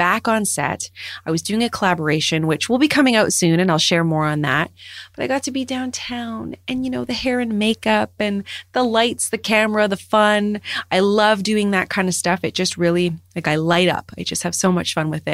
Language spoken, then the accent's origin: English; Canada; as a Canadian with all of these seasons